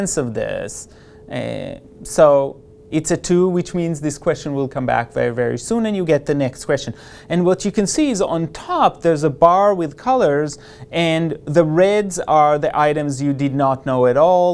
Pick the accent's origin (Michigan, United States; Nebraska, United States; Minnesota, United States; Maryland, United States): Nebraska, United States; we're from Nebraska